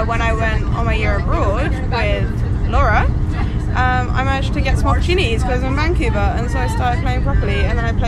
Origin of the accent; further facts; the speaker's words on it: London, United Kingdom; moved away as an adult; also born or lived in Berlin; now in Edinburgh, United Kingdom; I grew up in London, but my family is German